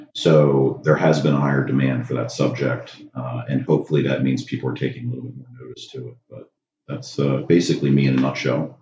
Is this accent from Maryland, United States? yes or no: yes; Maryland, United States; I come from Maryland. I have uh, my own anesthesia practice there in Maryland